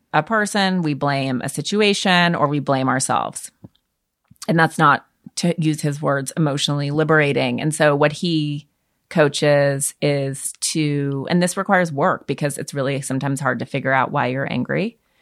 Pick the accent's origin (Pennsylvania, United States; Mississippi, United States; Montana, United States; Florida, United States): Montana, United States; moved away; being a Montanan, which is a rural state